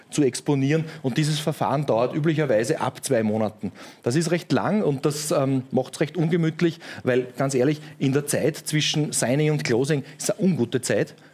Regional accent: Upper Austria, Austria; aber ich war ähm, als Oberösterreicher quasi ähm, bei, einer, bei einer lokalen Bank

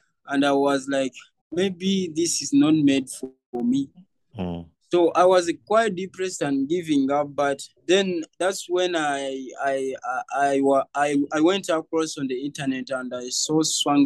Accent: Kampala, Central Region, Uganda; I grew up from Kasubi and I'm 21 years now

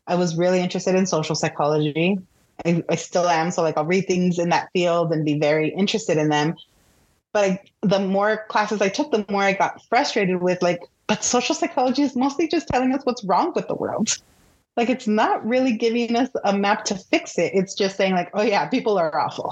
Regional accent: Pico Rivera, California, United States; I grew up in Pico Rivera, which is like Southeast LA.

